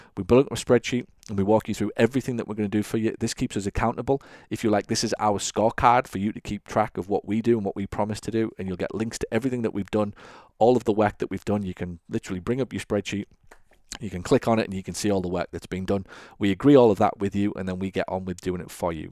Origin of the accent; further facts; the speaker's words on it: England, United Kingdom; I grew up watching football in England